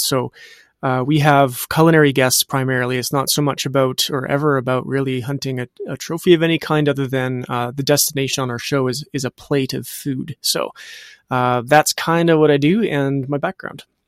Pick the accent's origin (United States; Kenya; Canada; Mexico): Canada; Western Canada; I'm from Western Canada. I'm in Edmonton